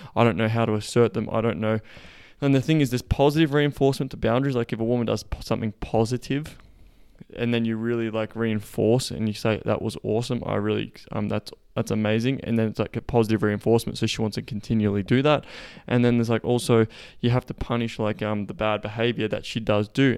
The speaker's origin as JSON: {"language": "English", "town": "Melbourne", "region": "Victoria", "country": "Australia", "tie": "born or raised there", "moved": "yes", "said": "we will be in Melbourne, my hometown"}